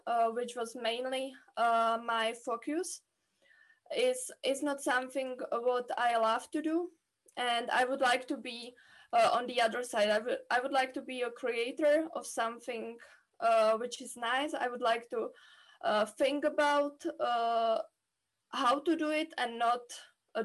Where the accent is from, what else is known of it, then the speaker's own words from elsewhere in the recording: Czechia; I'm coming from the Czech Republic, where I studied mathematics on the Charles University